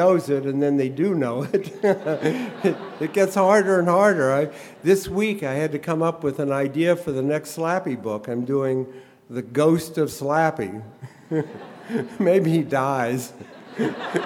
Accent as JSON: {"language": "English", "town": "Columbus", "region": "Ohio", "country": "United States", "tie": "born or raised there", "said": "I grew up in Columbus, Ohio"}